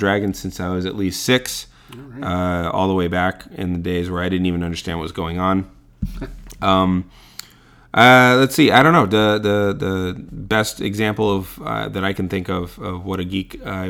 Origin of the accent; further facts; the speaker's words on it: San Francisco, California, United States; I grew up in San Francisco